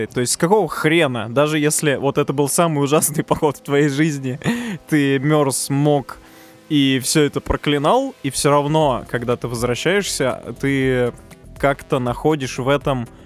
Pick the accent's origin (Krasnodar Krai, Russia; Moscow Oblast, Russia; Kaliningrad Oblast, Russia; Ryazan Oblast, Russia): Ryazan Oblast, Russia; Ryazan; мы из Рязани.